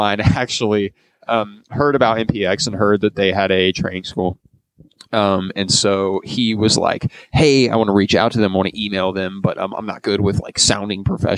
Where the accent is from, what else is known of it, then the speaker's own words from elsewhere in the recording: Grand Prairie, Texas, United States; I'm from Grand Prairie